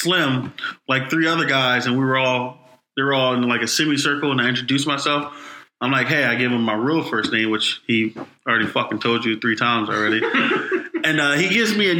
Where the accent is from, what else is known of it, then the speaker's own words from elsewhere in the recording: Philadelphia, Pennsylvania, United States; I'm born and raised in Philadelphia. I grew up in North Philadelphia.